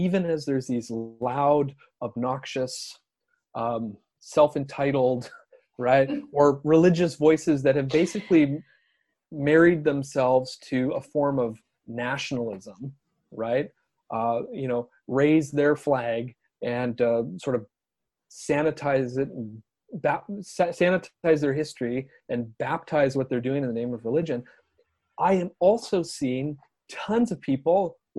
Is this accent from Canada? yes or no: yes; Canada; I'm a Canadian, teach social studies